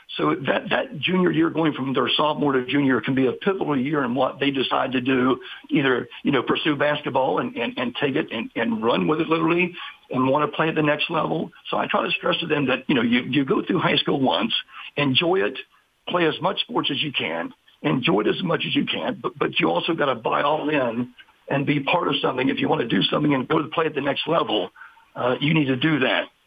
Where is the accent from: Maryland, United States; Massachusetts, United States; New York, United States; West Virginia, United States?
West Virginia, United States; Parkersburg; moved away as an adult; also born or lived in Glenville, West Virginia; now in Martinsburg, United States; I'm originally from Parkersburg, West Virginia